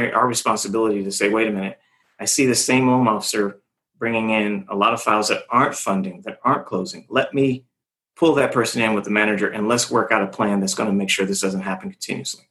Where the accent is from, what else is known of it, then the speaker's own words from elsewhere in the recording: California, United States; I'm from California. I'm from the area they're always selling in.